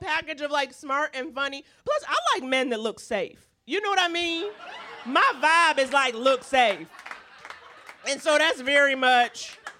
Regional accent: New York City, New York, United States; I grew up in Harlem

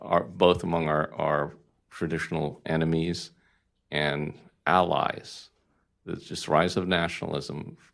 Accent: Philippines; now in Arizona, United States; Augustus, Arizona, Filipino by birth, American by choice. Family and extended family has been in this town since 1955.

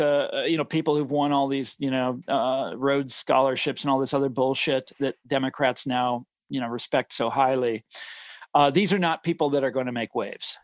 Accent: Johnson County, Kansas, United States; I grew up in Johnson County, Kansas. This is the affluent suburbs of Kansas City, Missouri

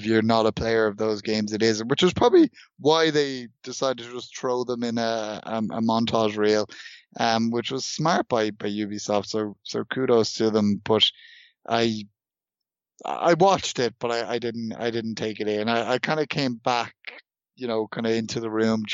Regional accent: Ireland; born or raised there

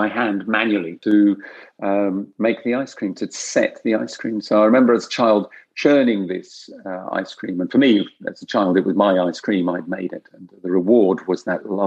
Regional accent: Kent, South East England, United Kingdom; first language French; English is a second language; I was born in this country, in Kent, but I was raised as a French child. So my first language, surprisingly enough, was French

